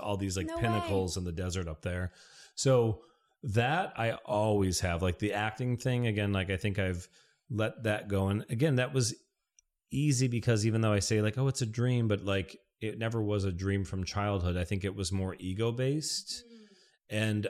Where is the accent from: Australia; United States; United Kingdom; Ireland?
United States; Michigan; I mean, I'm from Michigan, so I'll do like trips back to Michigan where I'm there for like 7 to 10 days.